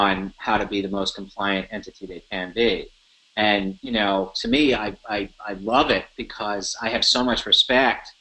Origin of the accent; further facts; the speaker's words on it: New York City, New York, United States; I'm a New Yorker